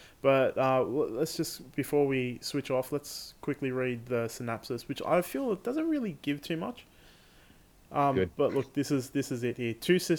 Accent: Australia; being Australian

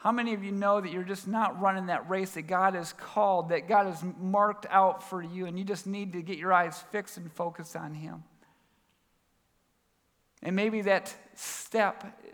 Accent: Minerva, Ohio, United States; also born or lived in Albert Lea, Minnesota; now in Columbus, United States; we moved out to the great state of Ohio when I was 10 years old. I've loved Ohio. Grew up in Minerva, Ohio.

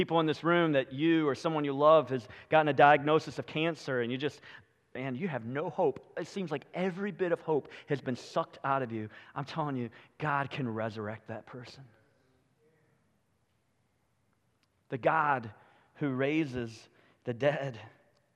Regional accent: United States; We as American Christians

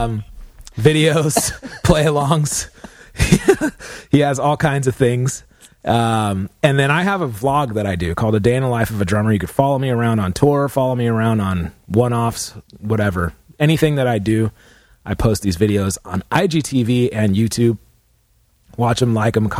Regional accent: California, United States; we're from California

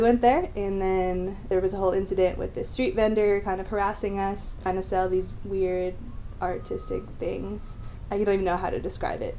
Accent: Wisconsin, United States; moved away as an adult; now in Chile; I'm from the United States, Wisconsin, and I am a teacher

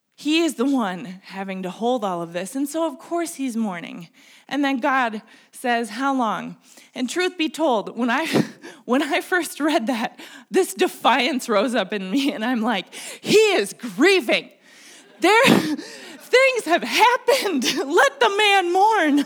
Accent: Minnesota, United States; I grew up here in Minnesota

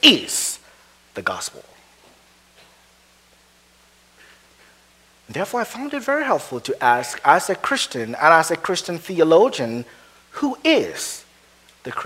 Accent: Nigeria; moved away as an adult; also born or lived in Edinburgh, Scotland / Wheaton, Illinois; now in Minnesota, United States; I grew up in Nigeria

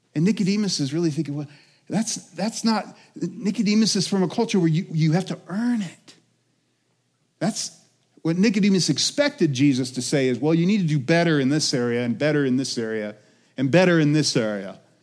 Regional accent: Colorado, United States; also born or lived in Alaska; I'm from Colorado, but I moved here when I was two 'cause my parents moved up to Alaska for five years, and I was born in Alaska

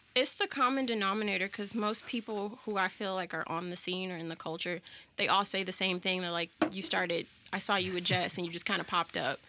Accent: Florissant, Missouri, United States; also born or lived in Jennings, Missouri / Chesterfield, Missouri; I grew up in Florissant and why well, I, I lived in Jennings for a while and then from like 4th grade through my senior year of college, almost to my senior year of college, uh, I lived in Florissant

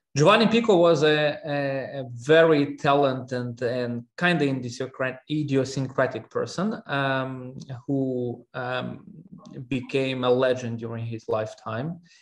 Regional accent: Russia; moved away; also born or lived in Armenia; I'm originally from Armenia, um, and, but I grew up in Russia.

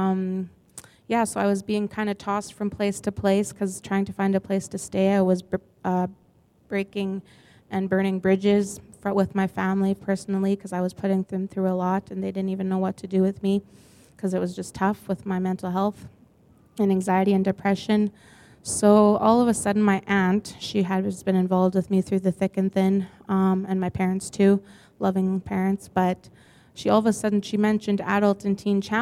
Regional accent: Grunthal, Manitoba, Canada; I'm originally from Grenthal, Steinbeck area

